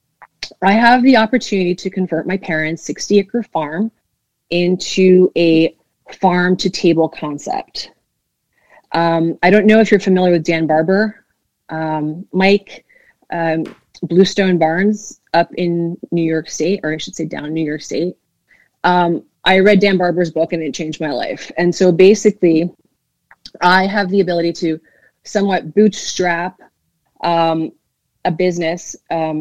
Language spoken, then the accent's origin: English; southwestern Ontario, Canada; also born or lived in Quebec; I grew up on a farm in southwestern Ontario